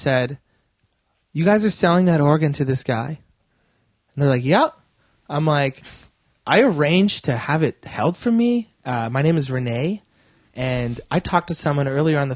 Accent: Edmonton, Alberta, Canada; I'm from Millwoods.

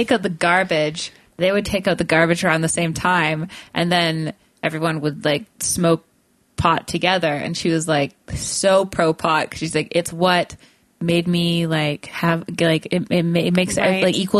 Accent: Burnaby, British Columbia, Canada; I'm from Burnaby, North Burnaby.

